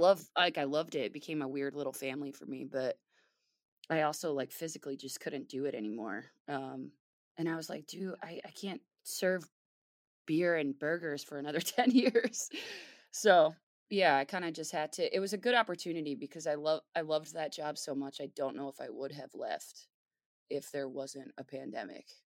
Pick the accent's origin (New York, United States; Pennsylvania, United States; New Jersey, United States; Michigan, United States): Pennsylvania, United States; the Poconos; moved away as an adult; also born or lived in Philadelphia, Pennsylvania; I ended up moving back um, from Philly to my hometown of the Poconos.